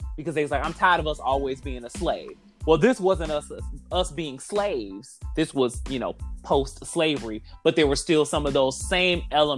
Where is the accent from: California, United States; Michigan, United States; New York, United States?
Michigan, United States; Detroit; moved away; I'm from the Midwest. I'm from Detroit